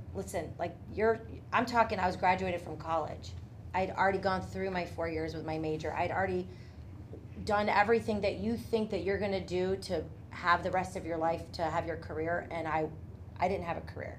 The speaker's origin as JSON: {"language": "English", "town": "Tallmadge", "region": "Ohio", "country": "United States", "tie": "born or raised there", "also_born_or_lived": "Portage Lakes", "said": "I grew up in Talmadge"}